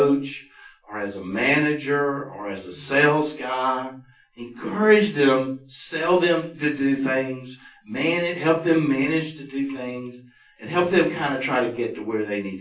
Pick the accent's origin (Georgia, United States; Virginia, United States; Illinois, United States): Georgia, United States; Roswell; I grew up in Roswell